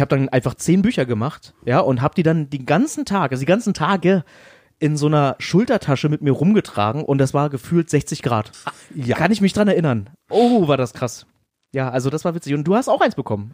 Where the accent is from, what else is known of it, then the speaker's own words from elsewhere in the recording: Berlin, Germany; als Berliner